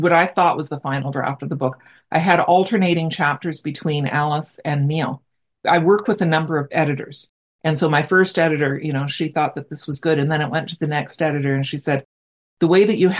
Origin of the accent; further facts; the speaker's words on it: Brantford, Ontario, Canada; I'm from Brantford, Ontario, and we had Massey Harris here as well.